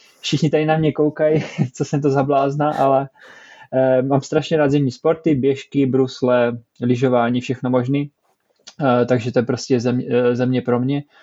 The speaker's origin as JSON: {"language": "Czech", "country": "Czechia", "moved": "as an adult", "lives_now": "Stockholm, Sweden", "said": "jsem taká rozdělená, rozdvojená osobnost, že jsem pořád Čech, ale zároveň teďka už i Švéd"}